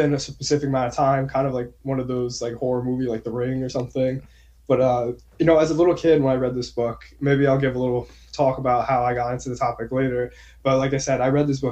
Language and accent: English; New Jersey, United States; born and raised in New Jersey